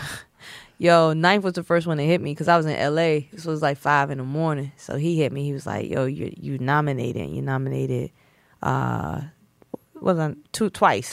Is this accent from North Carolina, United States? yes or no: yes; Snow Hill, North Carolina, United States; I'm from Snow Hill, North Carolina